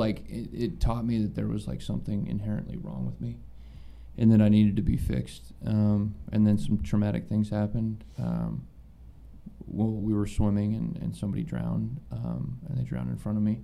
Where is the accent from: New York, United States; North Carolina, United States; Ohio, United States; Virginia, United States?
Ohio, United States; Columbus; I'm from Columbus, Ohio